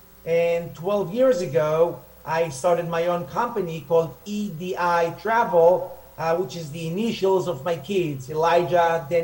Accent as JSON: {"language": "English", "town": "Jerusalem", "region": "Jerusalem District", "country": "Israel", "tie": "born or raised there", "also_born_or_lived": "Nigeria", "second_language": "English", "lives_now": "Upper Galilee, Israel", "said": "Born and raised in Jerusalem, spent a few years in Nigeria, Africa with my family."}